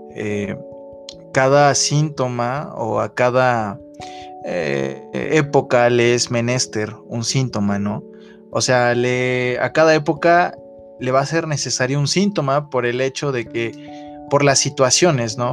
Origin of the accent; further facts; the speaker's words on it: Mexico; Como mexicanos